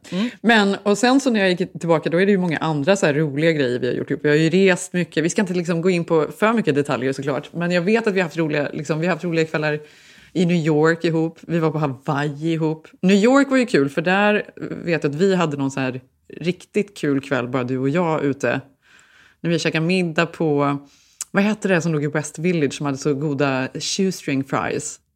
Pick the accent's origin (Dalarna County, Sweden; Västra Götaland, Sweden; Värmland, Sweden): Västra Götaland, Sweden; Borås; moved away as an adult; now in Stockholm, Sweden; jag var från Borås. Vi hade flyttat till Stockholm